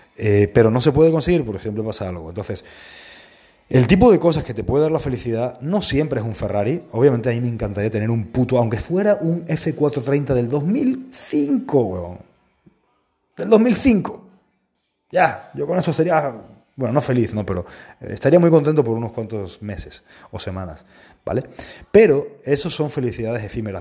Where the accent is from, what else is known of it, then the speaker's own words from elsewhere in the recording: Spain; estamos en España, que es donde yo vivo, es de donde yo soy